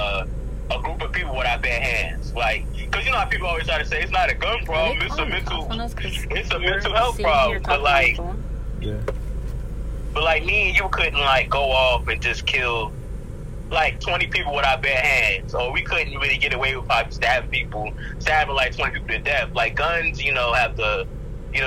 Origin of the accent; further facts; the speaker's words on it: Durham, North Carolina, United States; also born or lived in Queens, New York; I claim it sometime, but I really was raised in North Carolina